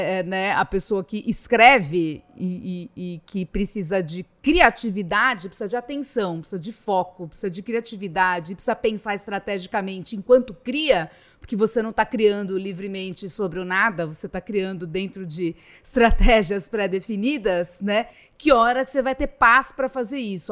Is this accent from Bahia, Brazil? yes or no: no; São Paulo, Brazil; also born or lived in Rio de Janeiro; E sendo paulista